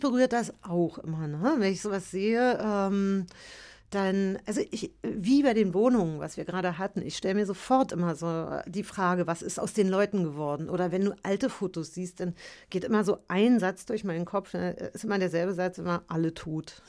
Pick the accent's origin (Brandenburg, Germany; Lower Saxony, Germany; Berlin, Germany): Berlin, Germany; also born or lived in Paris / Märkisch-Oderland; ich bin ja in der DDR aufgewachsen